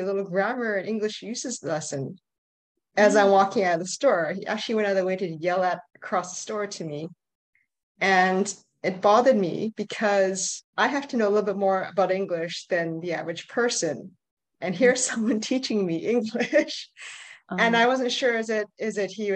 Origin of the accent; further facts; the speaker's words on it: Canada; I'm from Canada. I grew up here.